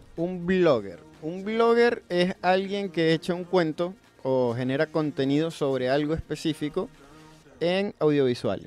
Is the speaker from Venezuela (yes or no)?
yes; Venezuela; moved away as an adult; now in Buenos Aires, Argentina; soy venezolano y tengo tres años y un poquito más viviendo acá en Buenos Aires